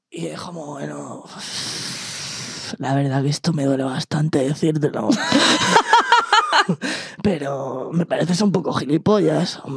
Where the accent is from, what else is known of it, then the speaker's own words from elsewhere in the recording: Madrid, Community of Madrid, Spain; No, yo soy de Madrid, pero la no me pone que soy de Barcelona.